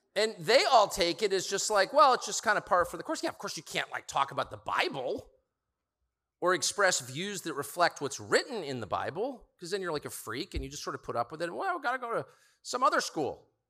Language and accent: English; Southern California, United States; I grew up in Southern California in an affluent zip code